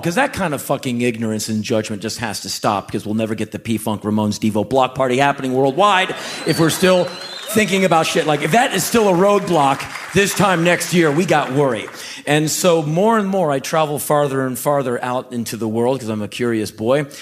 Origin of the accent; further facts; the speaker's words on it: Washington, District of Columbia, United States; moved away as an adult; I grew up in Washington, D C